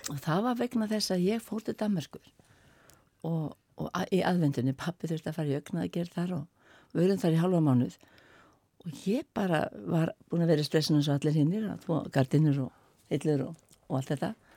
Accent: Skopun, Sandoy, Faroe Islands; now in Iceland; Ég kem frá Skopun

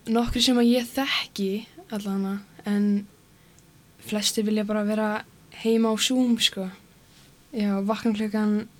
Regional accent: Akureyri, Northeastern Region, Iceland; þegar maður fer svo til Reykjavíkur sem svona Akureyringur

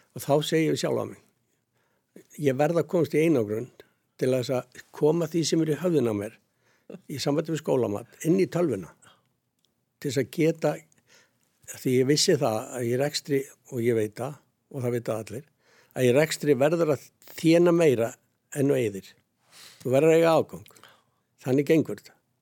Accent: Sandgerði, Southern Peninsula, Iceland; also born or lived in Hafnir; Ég er alveg upp í Sangeri ég hafa mínu mammu og hérna var þar alveg til 12 ára aldur

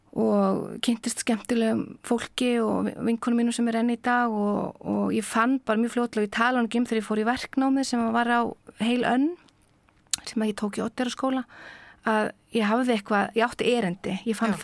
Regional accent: Akureyri, Northeastern Region, Iceland; also born or lived in Reykjavík; ég er fætt í Reykjavík og hérna fóreldra mín er um, eru bæði úr sveit og þegar ég er á fymta ári þá flytti ég á þinga til Akureyrar

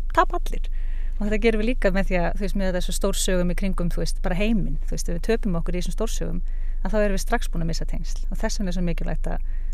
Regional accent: Suðureyri, Westfjords, Iceland; also born or lived in Reykjavík; now in Ísafjörður, Iceland; er frá söðureyri, ólst upp þar

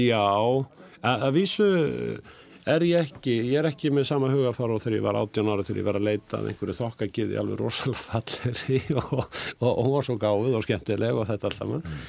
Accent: Reykjavík, Capital Region, Iceland; also born or lived in Dýrafjörður; ég ólst upp náttúrulega í Vesturbænum í Reykjavík

